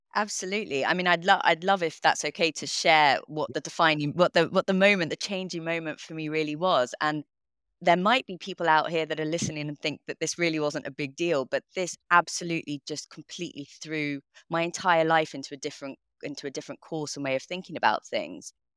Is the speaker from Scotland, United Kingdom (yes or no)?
no; London, United Kingdom; I grew up in London, in northwest London